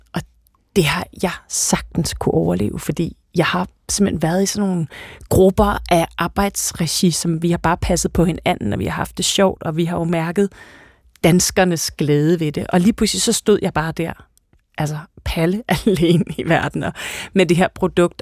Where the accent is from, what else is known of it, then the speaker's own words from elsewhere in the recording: Denmark; vi er danskere